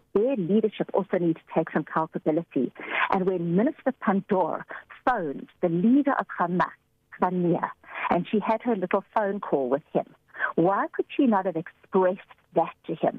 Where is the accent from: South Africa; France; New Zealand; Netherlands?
South Africa; as a South African citizen